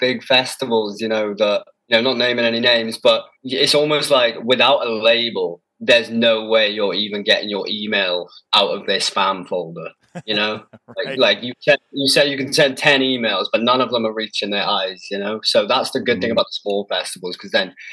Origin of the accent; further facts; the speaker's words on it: Wales, United Kingdom; now in Bristol, United Kingdom; I'm from Wales. I'm not from England, technically.